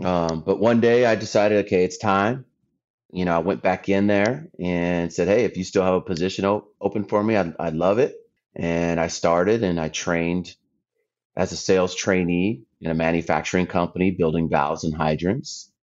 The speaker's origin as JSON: {"language": "English", "town": "Anza", "region": "California", "country": "United States", "tie": "born or raised there", "also_born_or_lived": "San Diego / Iowa", "moved": "as an adult", "said": "I'm originally from San Diego. Um, grew up in a small town east of Temecula called Anza"}